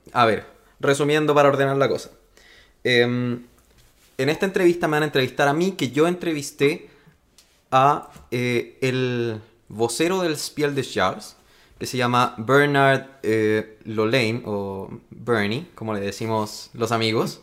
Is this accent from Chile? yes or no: yes; Chile; accent: Chilean; el esfuerzo que estamos haciendo nosotros al tratar de no hablar tan chileno